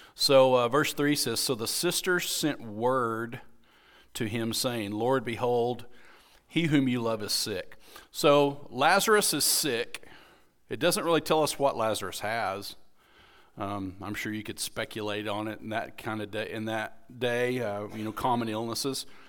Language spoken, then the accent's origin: English; United States; being an American